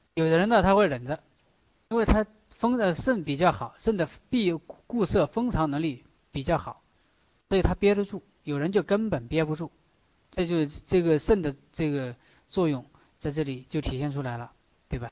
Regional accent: China; 我们中国人经常讲大智若愚

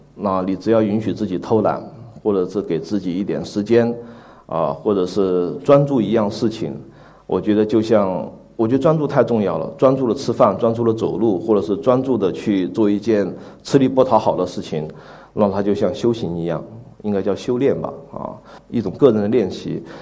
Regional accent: the South, southern China, China; 我在南方工作和， 和生活， 呃， 作为一个南方人

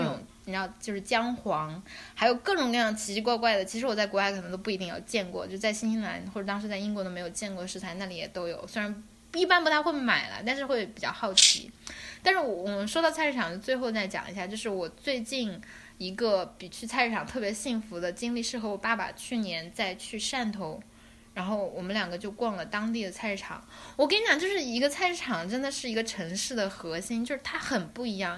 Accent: Hunan, China; moved away; 我作为湖南人我也吃，我回家吃的比谁都多

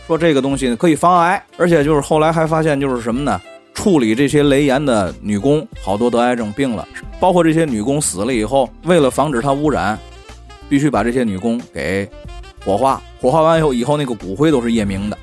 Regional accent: China; 咱是中国人

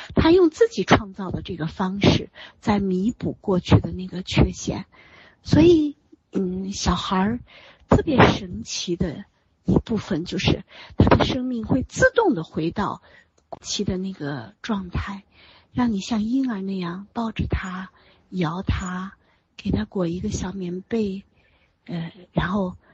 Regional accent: China; 我们中国人

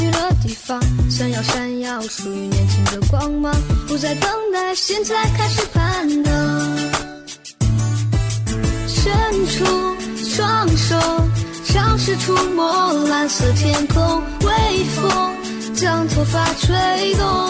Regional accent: Huaihua, Hunan, China; 今年十二岁，我来自湖南怀化。

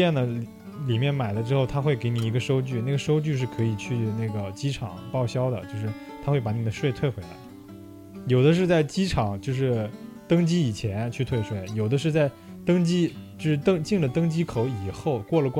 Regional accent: China; 但是因为我们中国人口基数多嘛，是吧？

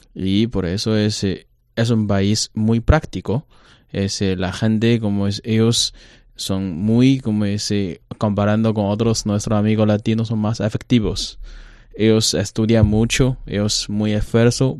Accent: China; Spanish is a second language; also born or lived in Mexico / Santiago, Chile; los chinos asiáticos

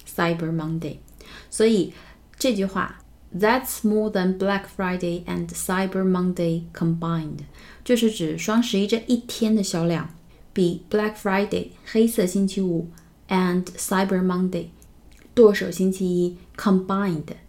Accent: China; 我们中国人真的是无处不在

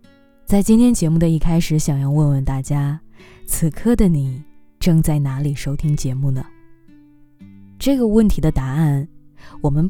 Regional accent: a small coastal city in Northeast China, China; moved away; 我出生在东北的一座海边小城，

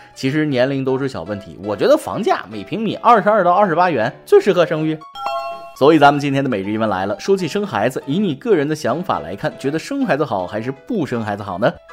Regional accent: China; 我们中国人

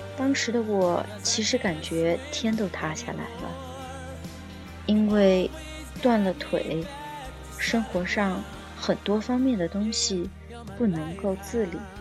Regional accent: China; moved away as an adult; now in United States; 作为一个中国人在美国有种种的签证的问题

